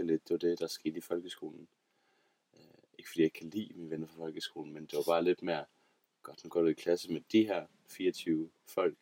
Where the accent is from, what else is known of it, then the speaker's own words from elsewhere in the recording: Aarhus, Central Denmark Region, Denmark; jeg er fra Aarhus af.